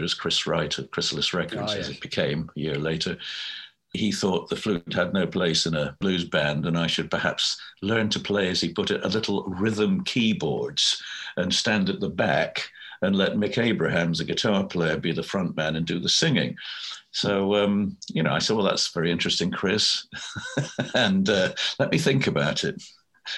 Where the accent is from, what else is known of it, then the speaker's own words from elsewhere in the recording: Scotland, United Kingdom; my childhood growing up in Scotland